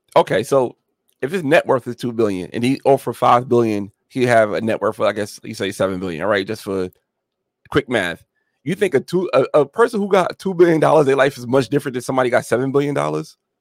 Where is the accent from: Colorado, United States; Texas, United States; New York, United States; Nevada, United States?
New York, United States; also born or lived in Atlanta, Georgia; now in Georgia, United States; I'm from New York originally